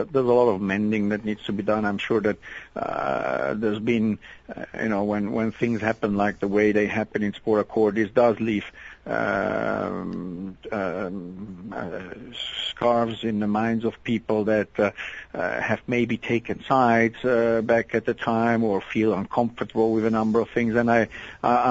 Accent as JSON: {"language": "English", "country": "Italy", "tie": "born or raised there", "moved": "yes", "lives_now": "Switzerland", "said": "I grew up in Italy in part, and the basketball club was quite close to my home"}